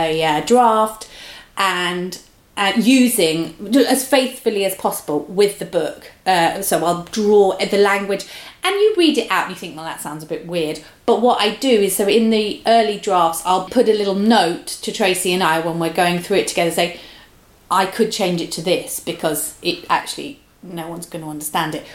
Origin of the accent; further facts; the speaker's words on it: London, United Kingdom; where I grew up in London, you know, I lived in Hackney